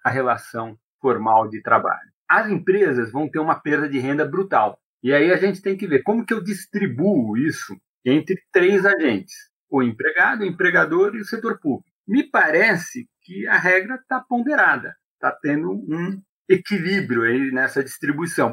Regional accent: Brazil; eu sou brasileiro

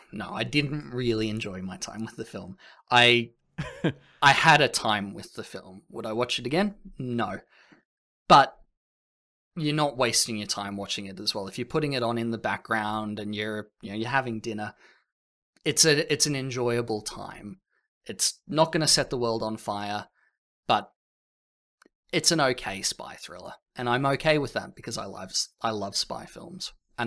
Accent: Australia; Sorry, I'm Australian, but I'm not the funny Australian.

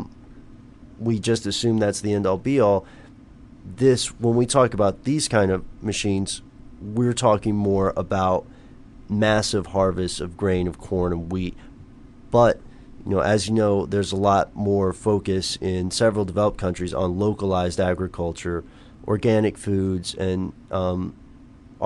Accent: Tennessee, United States; I'm from Tennessee, my grandparents had a farm

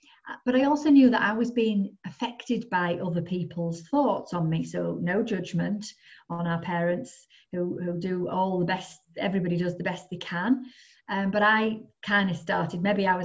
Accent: the Northeast, North East England, United Kingdom; moved away as an adult; now in North West England, United Kingdom; I was brought up in the Northeast and I moved to the Northwest.

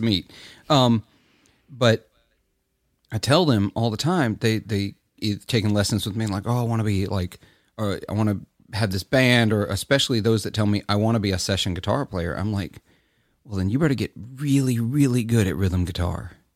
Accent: Clarksdale, Mississippi, United States; I'm from Clarksdale, Mississippi. It's in my blood

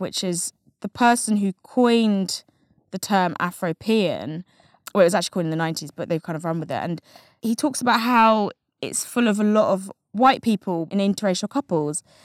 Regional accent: England, United Kingdom; I happened to be English, white English mixed race.

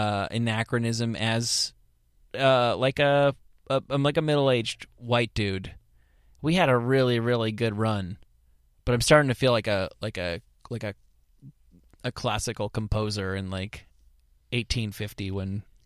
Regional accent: United States; Like, I thought I hated Russia because, you know, I'm all American

